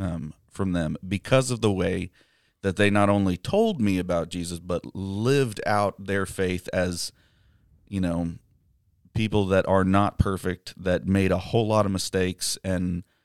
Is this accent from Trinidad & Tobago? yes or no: no; Amarillo, Texas, United States; born there; They set up their will before I was born in Amarillo.